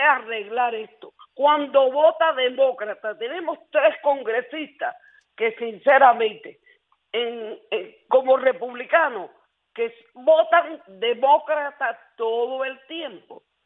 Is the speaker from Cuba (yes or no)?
yes; Cuba; moved away; yo soy cubana